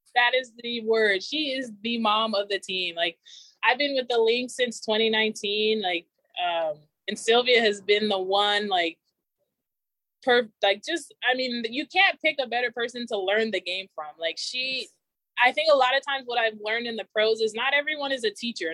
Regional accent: Inland Empire, California, United States; moved away as an adult; also born or lived in Oregon; I grew up in the Inland Empire

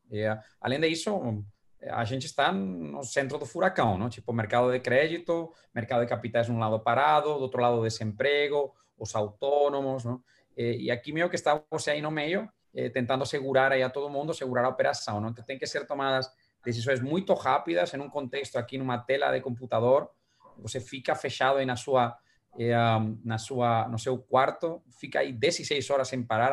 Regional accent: Valencia, Valencian Community, Spain; Portuguese is a second language; now in Brazil; uma viagem para minha terra

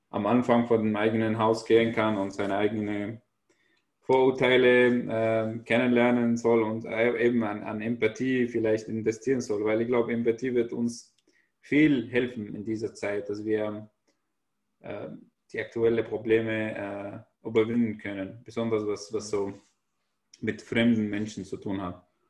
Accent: Syria; German is a second language; moved away as an adult; Ich komme aus Syrien, ich bin Flüchtling.

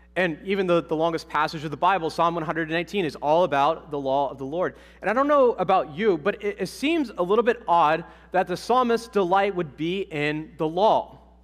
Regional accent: Ohio, United States; moved away; also born or lived in Massachusetts; I'm from Ohio

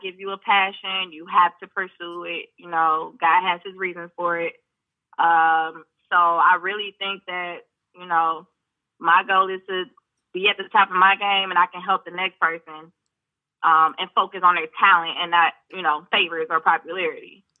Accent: United States; accent: American; growing up in America

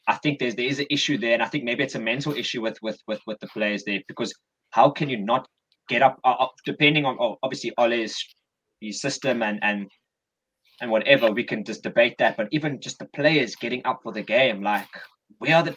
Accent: Cape Town, Western Cape, South Africa; we are four lads from Cape Town, South Africa

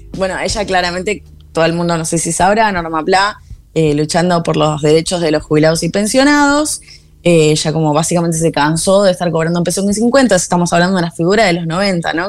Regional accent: Argentina; moved away; en mi país

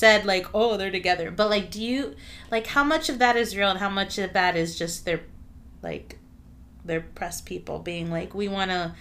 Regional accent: Miami, Florida, United States; We're from Miami, Florida.

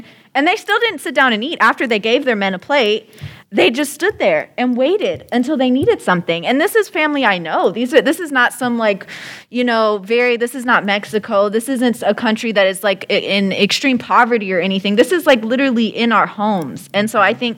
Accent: Germany; now in United States; I grew up in Germany

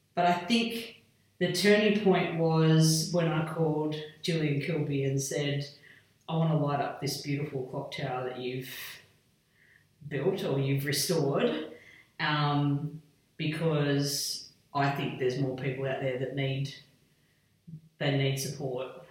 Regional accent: Hillston, New South Wales, Australia; moved away as an adult; also born or lived in Wagga Wagga / Port Augusta; now in Dubbo, Australia; I was brought up in Hillston, so Western New South Wales, very remote

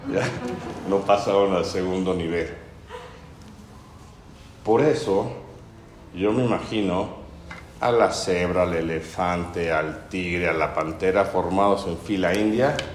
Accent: Puebla, Mexico; Varios de los que estamos acá presentes somos poblanos y sabemos por nuestros papás y abuelos que socialmente somos muy elitistas.

